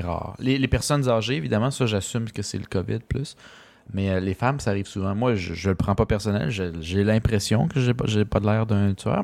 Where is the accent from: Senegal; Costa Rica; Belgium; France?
Costa Rica; moved away; je viens du Costa Rica